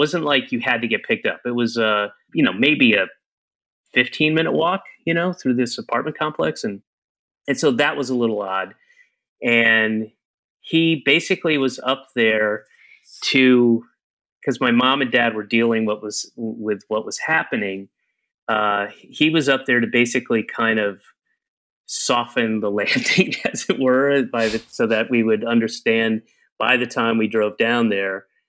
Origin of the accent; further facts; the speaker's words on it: Atlanta, Georgia, United States; also born or lived in Florida / Connecticut / New York; We moved constantly. I was born in Atlanta. I moved a year later, and I moved almost every year until I was 9 and a half and moved back to Georgia, but lived in Florida in 3 different places, lived in Connecticut in 2 places, lived in New York for 3 places before going back to Georgia.